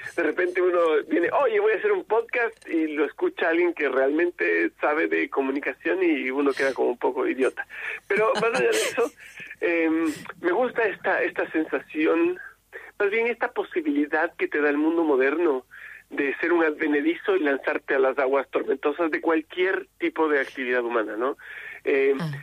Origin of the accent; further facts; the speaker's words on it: Chile; esta necesidad de ser que tenemos en Chile